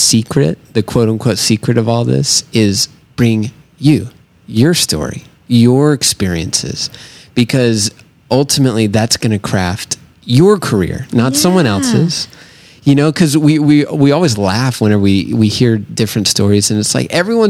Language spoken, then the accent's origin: English; Southern United States, United States; I'm from the South, so